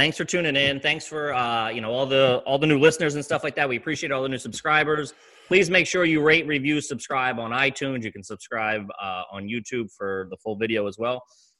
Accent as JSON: {"language": "English", "area": "outside Philadelphia", "region": "Pennsylvania", "country": "United States", "said": "we're both from outside Philly."}